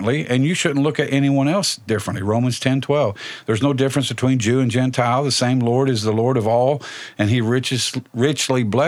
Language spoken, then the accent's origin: English; Indianapolis, Indiana, United States; I grew up near East Side Indianapolis in the 60s and 70s